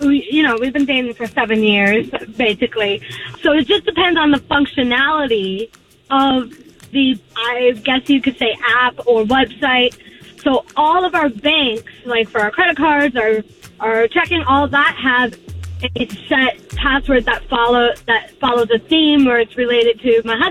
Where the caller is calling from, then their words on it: Poinciana, Florida, United States; This is … from Poinciana.